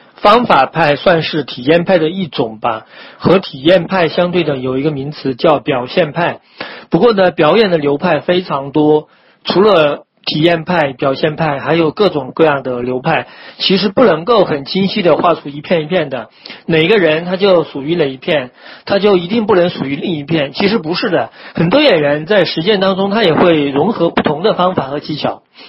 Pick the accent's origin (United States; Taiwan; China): China; 我们就中国人